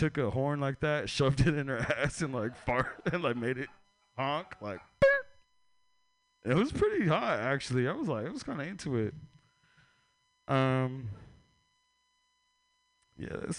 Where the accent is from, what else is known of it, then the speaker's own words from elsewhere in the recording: San Francisco, California, United States; I'm from San Francisco, California.